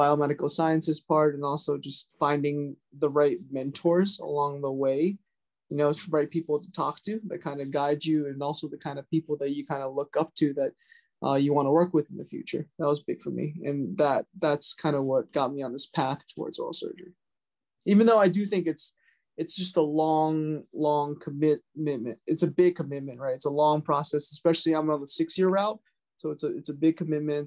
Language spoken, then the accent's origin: English; Jupiter, Florida, United States; also born or lived in Durham, North Carolina; now in New York, United States; I'm from Jupiter, Florida originally